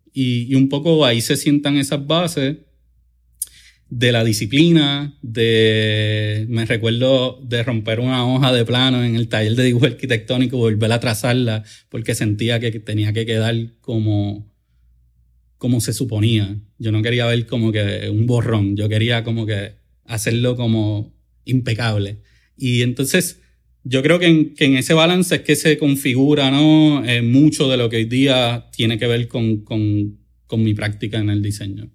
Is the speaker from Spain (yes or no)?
no; Caguas, Puerto Rico; yo soy de Cagua, del barrio de Tomás de Castro, el área de allí de Villar de Castro, la calle 15